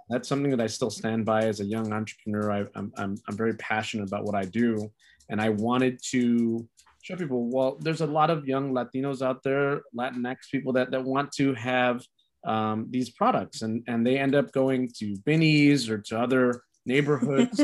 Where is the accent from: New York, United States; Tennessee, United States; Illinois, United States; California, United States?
Illinois, United States; Chicago; also born or lived in Archer Heights, Chicago; I wasn't born in Little Village, but I was raised in Little Village.